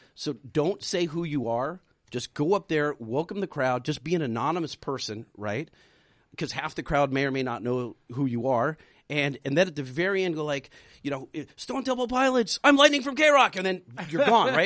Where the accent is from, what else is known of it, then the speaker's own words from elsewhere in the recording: Anaheim, California, United States; I'm in my hometown talking to 60,000 people